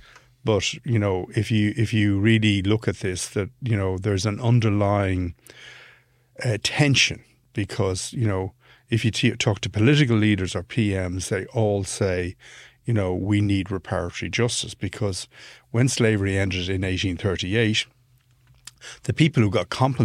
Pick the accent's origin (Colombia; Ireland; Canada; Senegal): Ireland; this is not an anti-British thing, being an Irish guy.